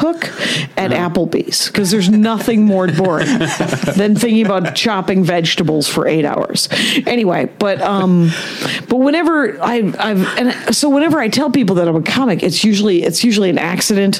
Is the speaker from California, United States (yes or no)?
no; Wisconsin, United States; moved away; I'm from Wisconsin.